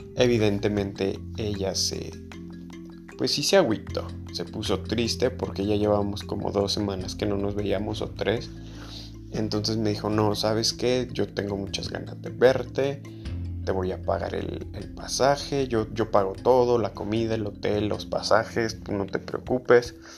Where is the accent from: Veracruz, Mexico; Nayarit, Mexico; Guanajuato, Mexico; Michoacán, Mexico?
Guanajuato, Mexico; León; yo soy de León, Guanajuato, México y de, aquí de León